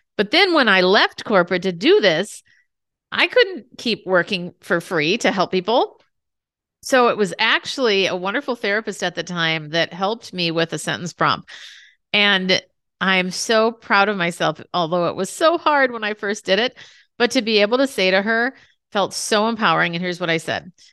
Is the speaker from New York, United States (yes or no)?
no; Minnesota, United States; I grew up in Minnesota